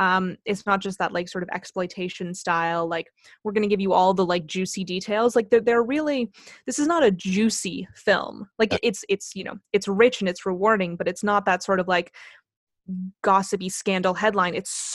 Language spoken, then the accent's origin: English; Canada; And just I will blame this on being Canadian, but I don't know the full history here.